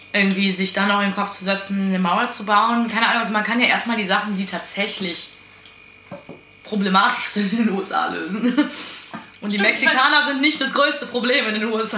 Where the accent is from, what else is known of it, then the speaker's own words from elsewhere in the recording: Eifel, Rhineland-Palatinate, Germany; also born or lived in Cologne; Also ich komme aus der Eifel. Ähm, aber meine Familie ist Rheinländer und Eifler zusammengemischt.